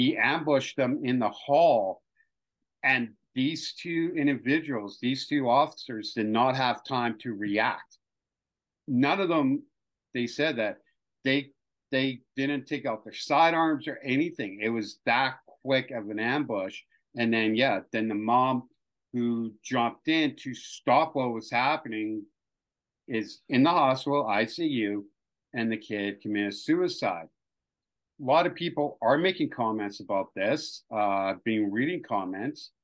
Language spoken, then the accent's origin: English; Canada; as a Canadian